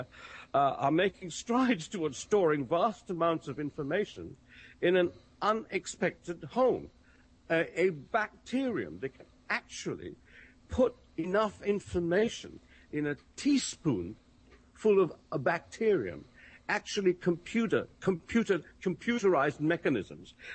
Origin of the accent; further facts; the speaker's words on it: United Kingdom; I'm sitting here as a Brit